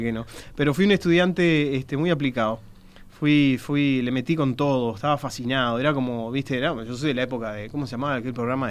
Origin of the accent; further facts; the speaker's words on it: Uruguay; soy bien uruguayo